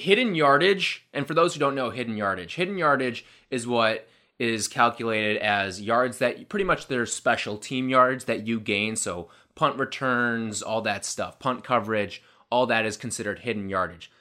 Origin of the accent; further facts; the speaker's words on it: Chicago, Illinois, United States; I'm from Chicago.